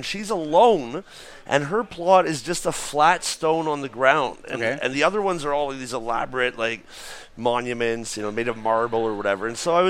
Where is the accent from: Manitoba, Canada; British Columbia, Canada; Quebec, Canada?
Quebec, Canada; Montreal